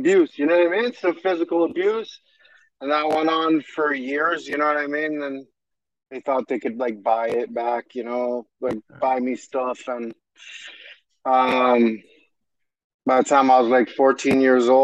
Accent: Hamilton, Ontario, Canada; From Hamilton, Ontario, Canada. Born and raised. Been here my whole life

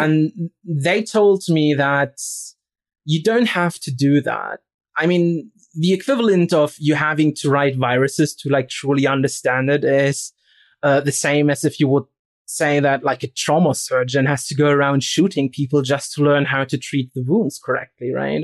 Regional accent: Rostock, Mecklenburg-Vorpommern, Germany; moved away; So I'm from Eastern Germany, right? And I'm actually from a town called Rostock

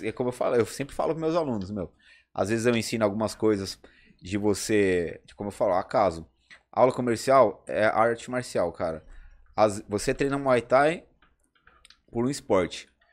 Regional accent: São Paulo, Brazil; eu vim daqui, da, da, da, da quebrada, né? Do Capão.

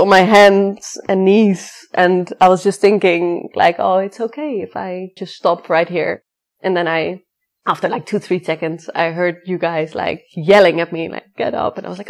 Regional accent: Netherlands; moved away as an adult; also born or lived in Germany / Thailand; I'm originally from the Netherlands. That's really where I grew up, but I moved after my studies to Germany.

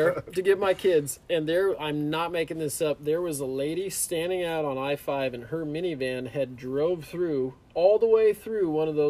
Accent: Clark County, Washington, United States; moved away; also born or lived in California; Yeah, I was born in California, and I moved to the Vancouver Clark County really is where we lived. Okay. I moved there in 1992, and it was like Battleground was like 2,000 people when we moved there.

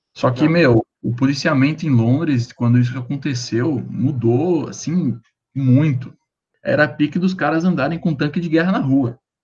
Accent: Brazil; eu sou brasileiro

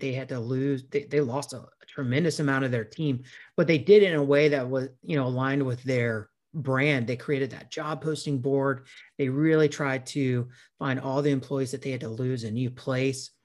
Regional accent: South Carolina, United States; my hometown here in South Carolina

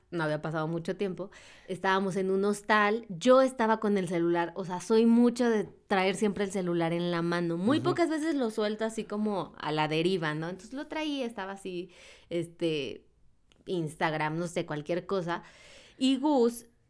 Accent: Mexico; como mexicanos

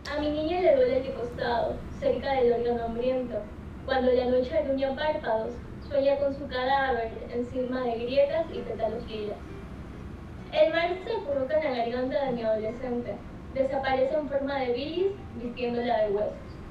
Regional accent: Chone, Manabí, Ecuador; also born or lived in Manta, Ecuador; yo soy de aquí para Chone. pero yo estudio Manta, estudio comunicación.

